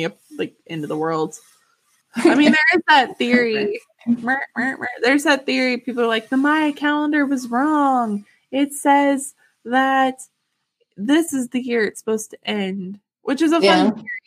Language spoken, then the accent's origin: English; Yellville, Arkansas, United States; my hometown, like Yellville